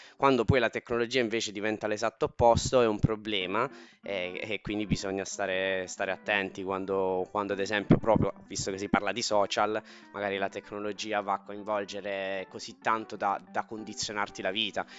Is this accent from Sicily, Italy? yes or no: no; Taranto, Apulia, Italy; Tarantino perché sono di Taranto